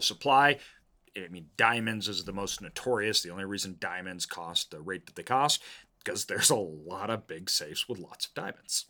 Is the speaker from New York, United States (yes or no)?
no; Idaho, United States; growing up in the Northwest, um, in Idaho here